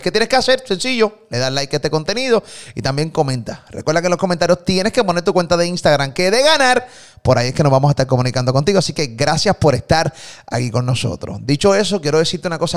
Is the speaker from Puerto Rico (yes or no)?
yes; Puerto Rico; de Puerto Rico